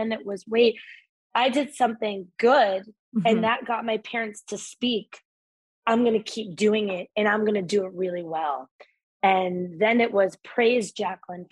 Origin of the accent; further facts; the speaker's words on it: Northern New Jersey, United States; I grew up in Northern New Jersey